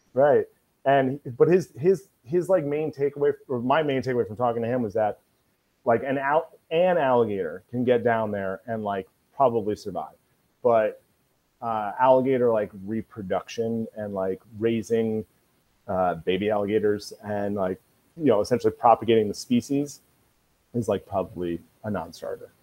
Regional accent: United States; I grew up like 45 minutes away from here. My parents are from Brooklyn

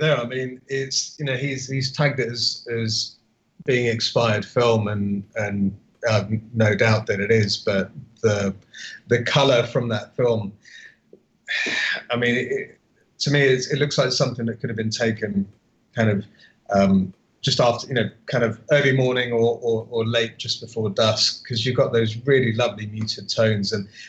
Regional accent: Austria; English is a second language; I'm from Austria, mate.

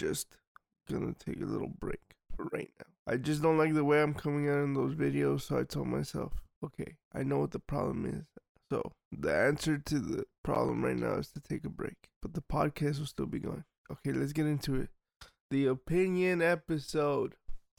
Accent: Georgia; He's from Russia, I'm from Georgia, and we all know Russia. What they're doing in Ukraine now. What they did to Georgia.

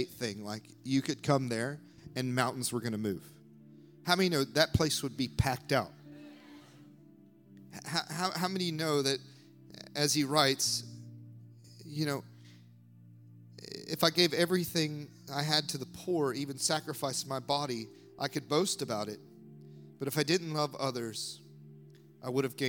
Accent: United States; moved away; I grew up in the States

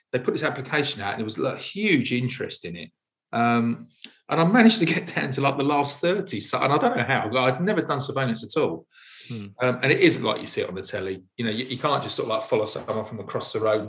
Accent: London, United Kingdom; also born or lived in Parsons Green, Fulham, London; I was from South London, born in South London, born in Parsons Green, grew up in Wimbledon

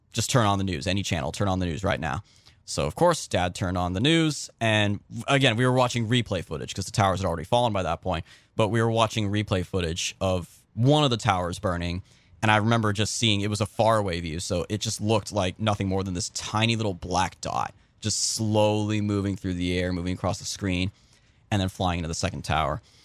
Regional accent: California, United States; I grew up in California

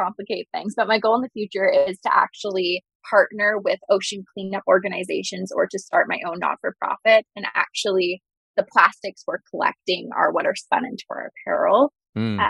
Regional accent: Vancouver Island, British Columbia, Canada; also born or lived in Boston, United States; now in United States; So I'm actually originally from Vancouver Island. And I'm now based in the U.S

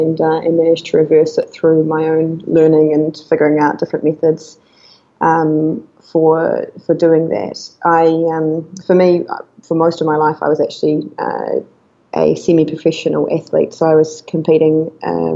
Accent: New Zealand; moved away as an adult; now in Chiang Mai, Thailand; so I'm from New Zealand

